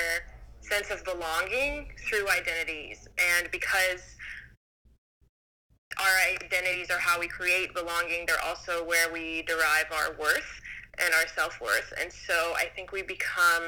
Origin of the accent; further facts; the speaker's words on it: United States; also born or lived in Greece; I grew up in the United States